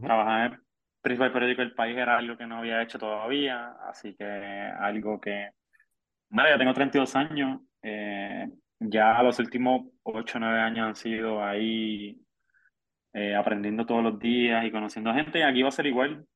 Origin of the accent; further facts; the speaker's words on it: Puerto Rico; como buen puertorriqueño